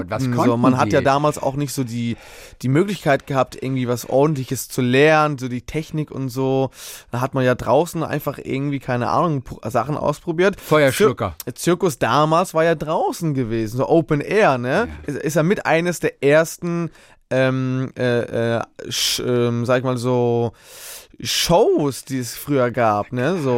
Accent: Hamburg, Germany; born there; Ich bin in äh, Hamburg geboren.

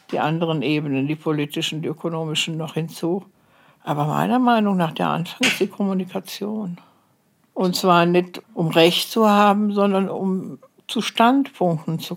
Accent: Cologne, North Rhine-Westphalia, Germany; moved away as an adult; now in Eritrea; bin ja Kölnerin.

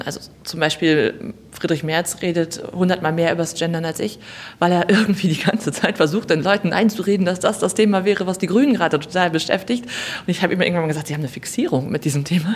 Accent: North Rhine-Westphalia, Germany; in meinem Heimatbundesland Nordrhein-Westfalen

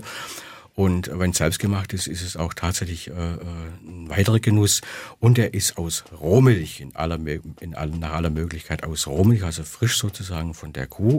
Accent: Swabia, Germany; ich als Schwabe

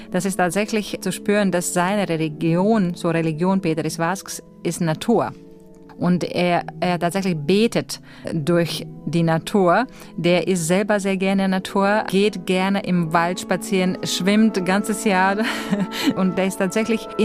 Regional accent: Latvia; German is a second language; mir waren auch meine alle Wege nach Lettland, nach meiner Heimat, wo ich auch zweite Wohnsitz habe, äh, die waren alle gesperrt.

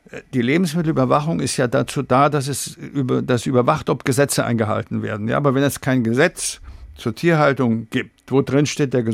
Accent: Bavaria, Germany; ich komme aus Bayern und ich esse gerne Weißwürste zum Beispiel, ja.

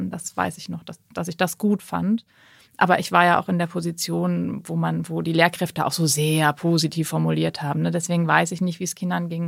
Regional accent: Lower Saxony, Germany; also born or lived in Schleswig-Holstein; Also wir sind nach der vierten Klasse aus der Nähe von Lübeck nach Niedersachsen gezogen.

